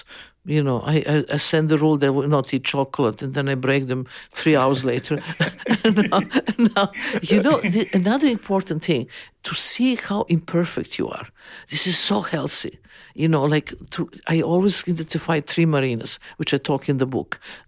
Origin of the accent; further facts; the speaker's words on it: Serbia; born there; English is a second language; I always feel that I was born in Yugoslavia, but some kind of mistake with the parents I was born.